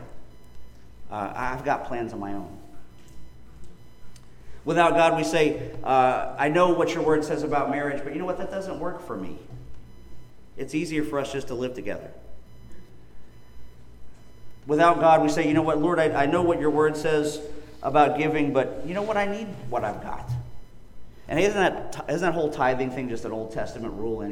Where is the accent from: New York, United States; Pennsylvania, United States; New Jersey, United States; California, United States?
Pennsylvania, United States; growing up in Pennsylvania